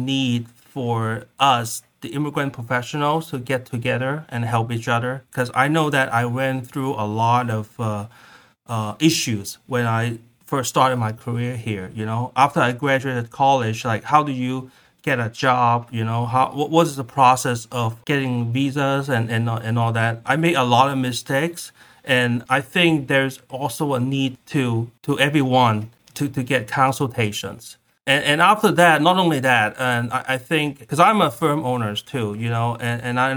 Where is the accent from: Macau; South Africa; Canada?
Macau; moved away as an adult; also born or lived in California / Iowa; now in Southern California, United States; I'm originally from Macau, a tiny city 20 miles west of Hong Kong. I came to the US in 1998 for college